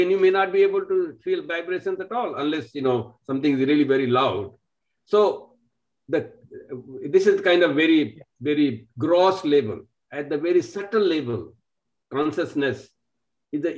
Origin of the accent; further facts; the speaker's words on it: India; moved away; I'm from India. I've lived outside and lived many, many places